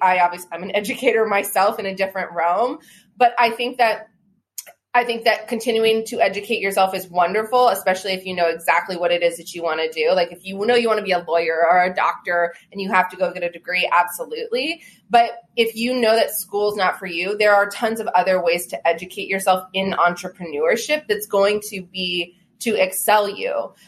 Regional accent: United States; Yes, I was born in Washington.

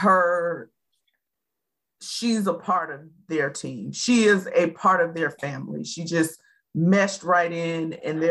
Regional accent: Atlanta, Georgia, United States; I'm from Atlanta and I am very versed in all of Atlanta, Southwest, Northeast

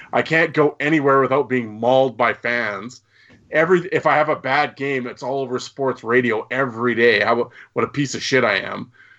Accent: Canada; And I'm Canadian.

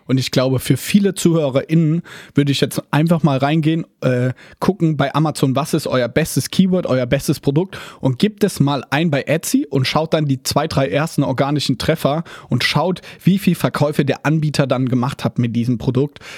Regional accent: Mannheim, Baden-Württemberg, Germany; hey, ich sitze hier, ich bin aus Mannheim

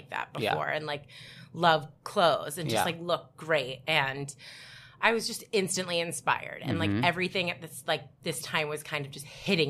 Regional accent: Maplewood, New Jersey, United States; moved away as an adult; now in New York, United States; I'm from Jersey, so I wasn't really that far. I grew up in New Jersey. I grew up in a really cool town. We were talking about it before. It's South Orange, Maplewood.

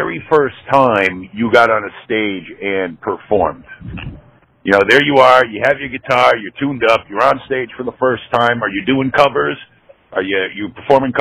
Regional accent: New England, United States; I grew up in New England

